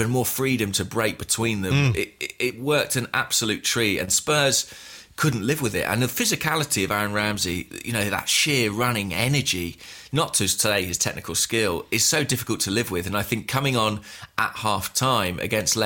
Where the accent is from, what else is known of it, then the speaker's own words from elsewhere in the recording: England, United Kingdom; I'm English